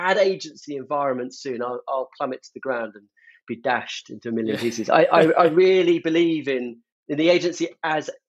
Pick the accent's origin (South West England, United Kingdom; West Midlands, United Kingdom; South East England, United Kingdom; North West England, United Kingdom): South West England, United Kingdom; Devon and Somerset; moved away as an adult; now in London, United Kingdom; I grew up in Devon and Somerset. The minute I could get out of those places and get to London, which is where I wanted to be, I was never going back.